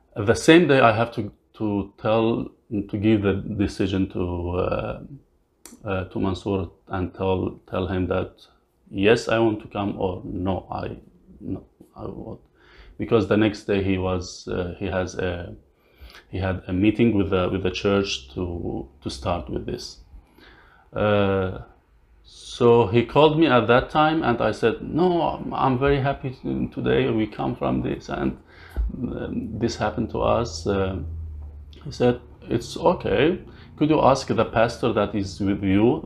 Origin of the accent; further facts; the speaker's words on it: Syria; English is a second language; moved away as an adult; also born or lived in Lebanon; now in London, Canada; I came from Syria.